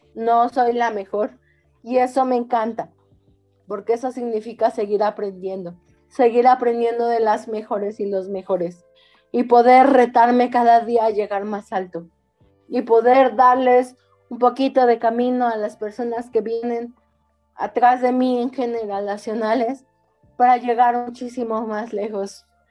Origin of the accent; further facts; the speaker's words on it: Mexico; nosotras como mexicanas, como mexicanos, como cultura